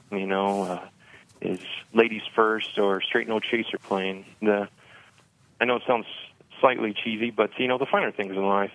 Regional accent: Evansville, Indiana, United States; also born or lived in Bloomington, Indiana; I enlisted uh, with the 163rd Field Artillery Battalion in Evansville where I was born and raised

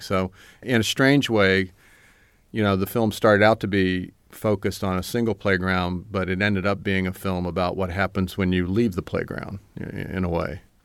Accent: Hampton, Virginia, United States; moved away; when I grew up in Hampton, Virginia, I, I mostly just wanted to leave

